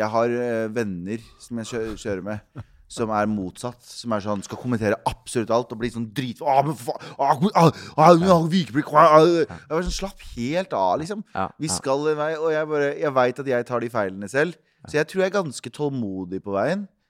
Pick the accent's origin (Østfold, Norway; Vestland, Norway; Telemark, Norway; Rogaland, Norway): Østfold, Norway; Mysen; jeg vokste opp i Mysen, som er en time utafor Oslo.